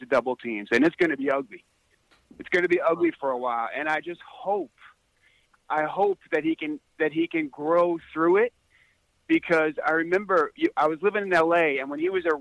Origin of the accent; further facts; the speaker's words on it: Wantagh, New York, United States; also born or lived in Los Angeles; now in New Mexico, United States; I'm originally from Long Island. I grew up in Wantagh.